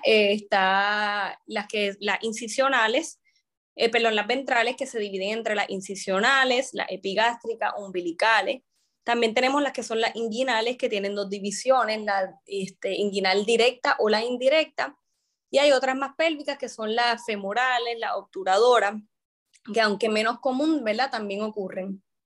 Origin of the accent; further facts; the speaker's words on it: San Juan, Puerto Rico; also born or lived in Mayagüez / Bayamón; yo soy originalmente de San Juan, este, estudié allí, ¿verdad? Mi, ahí me crié